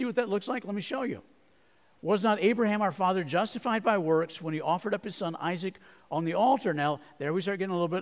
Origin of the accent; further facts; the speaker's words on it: Arizona, United States; I grew up in Arizona